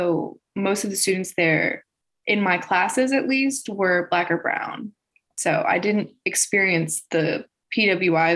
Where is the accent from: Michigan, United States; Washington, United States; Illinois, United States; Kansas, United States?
Illinois, United States; Chicago; I'm from Chicago